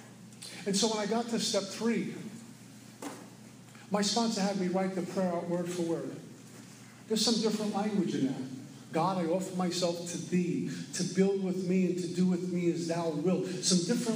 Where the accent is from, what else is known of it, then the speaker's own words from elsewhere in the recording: New York City, New York, United States; moved away; also born or lived in Florida; I was born and raised in Brooklyn.